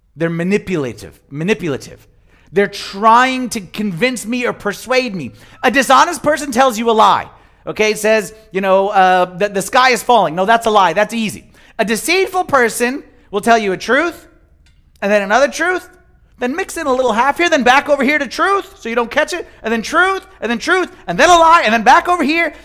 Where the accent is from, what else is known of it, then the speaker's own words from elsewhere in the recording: Germantown, Maryland, United States; I'm from Germantown